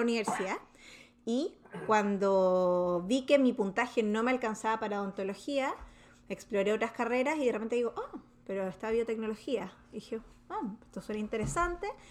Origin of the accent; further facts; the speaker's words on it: Santiago, Santiago Metropolitan Region, Chile; moved away as an adult; also born or lived in Valparaíso; now in United States; yo vengo de Chile em, y vine a Estados Unidos principalmente a hacer un postdoc y me terminé quedando